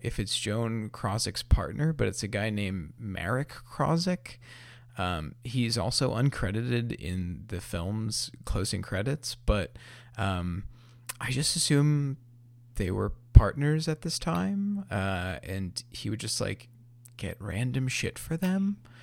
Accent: New York, United States; as a New Yorker myself

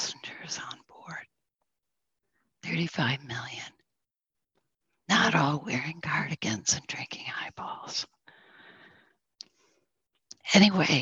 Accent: Northern New York, United States; I'm from Northern New York, which is the home of the Mohawk people

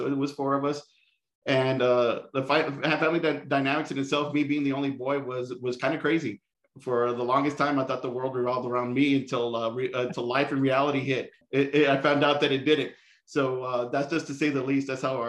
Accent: Brownsville, Texas, United States; moved away as an adult; also born or lived in San Antonio, Texas / Houston, Texas; now in El Paso, United States; I was born and raised in Brownsville, Texas, in the Rio Grande Valley. I now live in El Paso, Texas, through my wife.

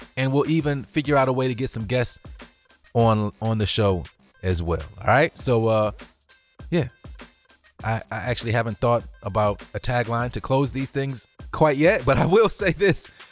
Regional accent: Cleveland, Ohio, United States; I'm born and raised in Cleveland

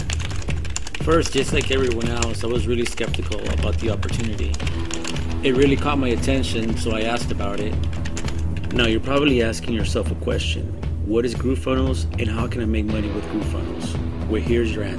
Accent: Long Beach, California, United States; I am from Long Beach, California

